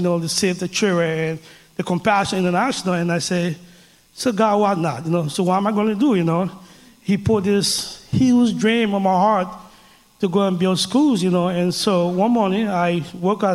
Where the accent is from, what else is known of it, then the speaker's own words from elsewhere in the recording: Liberia; now in Denver, United States; I grew up in a small West African country called Liberia.